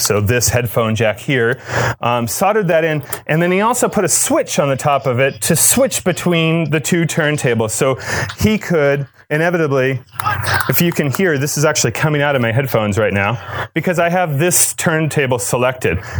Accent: Cape Cod, Massachusetts, United States; I grew up in Cape Cod

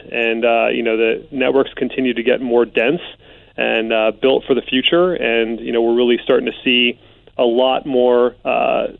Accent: Bay Area, California, United States; I grew up in the Bay Area in the 80s and 90s

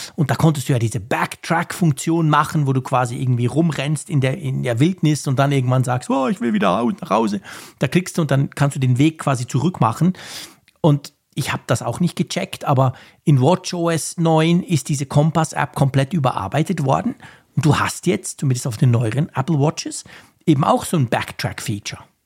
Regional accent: Switzerland; bei uns in der Schweiz

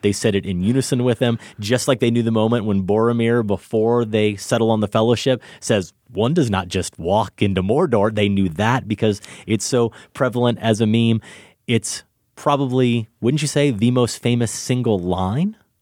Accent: Iowa, United States; moved away; I go back to my hometown in Iowa

